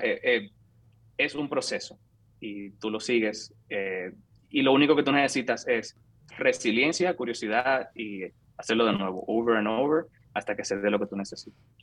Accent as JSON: {"language": "Spanish", "town": "San Francisco de Macorís", "region": "Duarte", "country": "Dominican Republic", "tie": "born or raised there", "also_born_or_lived": "Santo Domingo, Dominican Republic", "moved": "as an adult", "lives_now": "San Francisco, United States", "said": "Nací, crecí, me eduqué en República Dominicana. Soy de San Francisco de Macorís, ahí viví hasta los 18 años."}